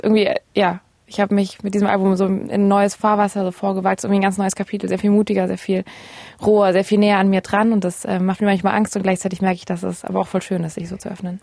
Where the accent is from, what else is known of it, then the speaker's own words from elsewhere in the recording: Ravensburg, Baden-Württemberg, Germany; now in Berlin, Germany; bei meinen Eltern zu Hause in meiner Heimatstadt Ravensburg